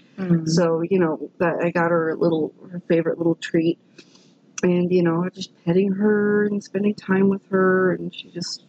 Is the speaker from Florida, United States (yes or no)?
yes; Florida, United States; And second off, I'm from Florida, and I get it.